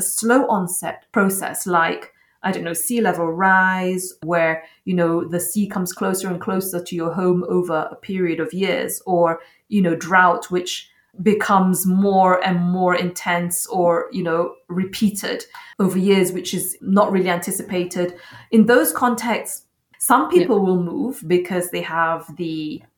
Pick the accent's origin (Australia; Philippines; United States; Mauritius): Mauritius; I come from Mauritius, and in Mauritius, we have cyclones every single year